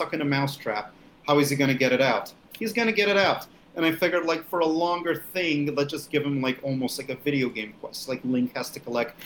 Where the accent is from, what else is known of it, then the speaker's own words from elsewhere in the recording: Russia; now in United States; I'm from the Soviet Union. I mean, I'm born from Russia. It's something I'm very proud of, being a Russian immigrant in the United States